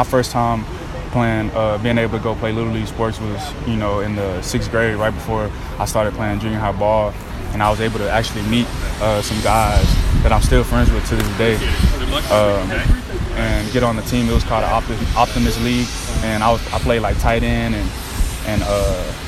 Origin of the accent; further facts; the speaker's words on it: Baytown, Texas, United States; I stayed in Baytown for, I want to say, 5-6 years. Grew up out there in Piedmont Apartments